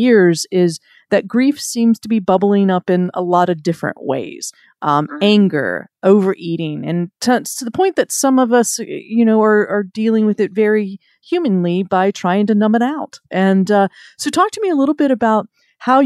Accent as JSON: {"language": "English", "region": "the South", "country": "United States", "said": "I'm from the South"}